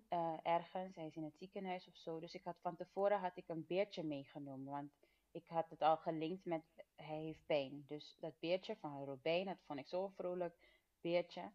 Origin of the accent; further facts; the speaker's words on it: Suriname; now in Netherlands; ik ben geboren in Suriname en we zijn toen als gezin naar Nederland verhuisd